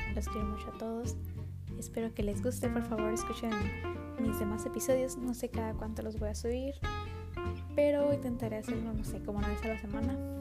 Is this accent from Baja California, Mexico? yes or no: yes; Baja California, Mexico; Tengo 16 años, soy de Baja California.